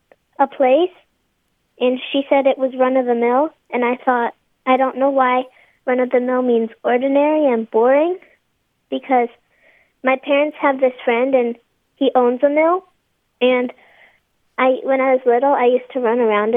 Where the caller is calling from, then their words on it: Omaha, Nebraska, United States; Omaha, Nebraska.